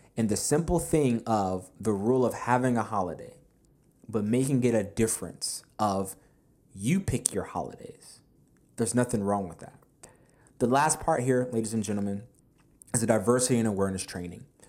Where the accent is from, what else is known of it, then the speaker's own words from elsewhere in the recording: United States; I was born here in America as well